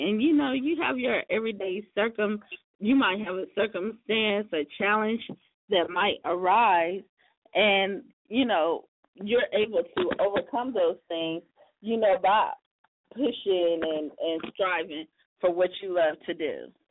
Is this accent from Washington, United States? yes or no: no; South Carolina, United States; South Carolina, my hometown state, where I'm originally from